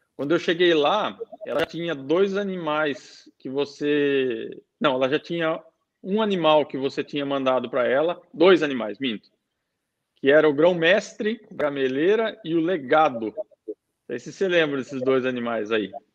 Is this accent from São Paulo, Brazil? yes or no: yes; Sorocaba, São Paulo, Brazil; moved away as an adult; now in United Arab Emirates; Eu sou de Sorocaba, sou nascido em Sorocaba